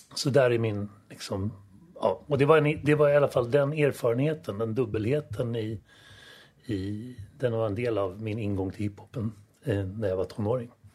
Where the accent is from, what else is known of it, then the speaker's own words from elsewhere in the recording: Stockholm, Stockholm County, Sweden; also born or lived in Solna; vi flyttade också från Solna till Östermalm när jag började skolan